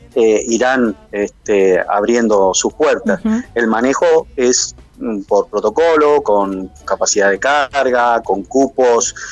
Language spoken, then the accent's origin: Spanish; Gualeguaychú, Entre Ríos, Argentina; como gualeguaychuense